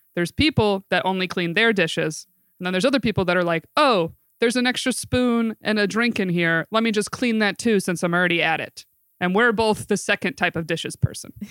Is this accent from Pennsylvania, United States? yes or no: no; Binghamton, New York, United States; I'm from Binghamton, New York, also upstate, and I'm 29 years old.